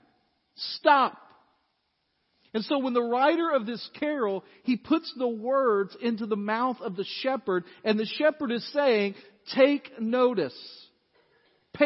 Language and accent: English; Dyersburg, Tennessee, United States; I grew up in First Baptist Dyersburg